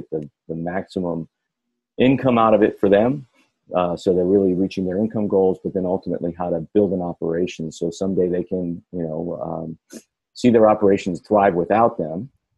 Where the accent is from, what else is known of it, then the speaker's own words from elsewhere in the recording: Ann Arbor, Michigan, United States; born there; So I actually born in Ann Arbor, Michigan, but lived all over the country.